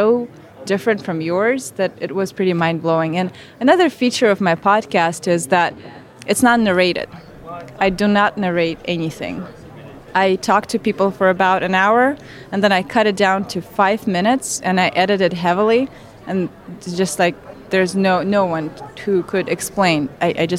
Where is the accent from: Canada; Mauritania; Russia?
Russia; Siberia; moved away as an adult; now in United States; I was raised in Siberia, probably the worst place to be raised. I'm from a tiny mining town in the middle of nowhere